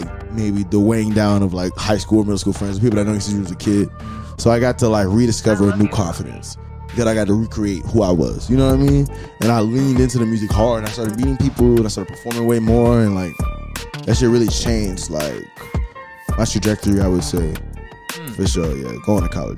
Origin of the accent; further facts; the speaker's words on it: Atlanta, Georgia, United States; I grew up in the Atlanta, metro Atlanta area